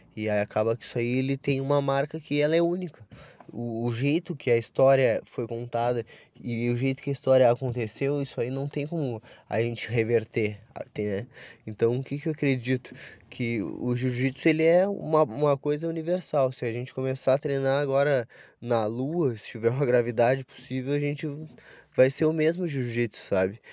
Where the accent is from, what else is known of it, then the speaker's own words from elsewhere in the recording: Brazil; como brasileiro